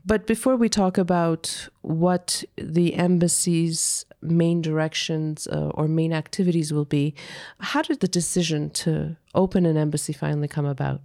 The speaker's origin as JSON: {"language": "English", "country": "Canada", "moved": "yes", "lives_now": "Armenia", "said": "a Canadian Armenian or former Canadian Armenian"}